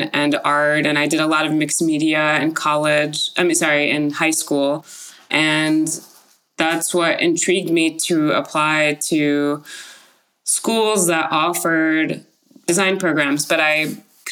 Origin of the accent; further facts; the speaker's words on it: Paris, Île-de-France, France; now in San Francisco, United States; I grew up in Paris, France